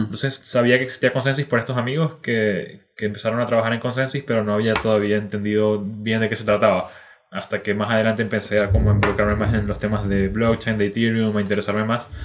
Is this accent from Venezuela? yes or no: yes; Venezuela; moved away as an adult; now in Chile; yo soy originalmente de Venezuela, llevo ya seis años viviendo en Chile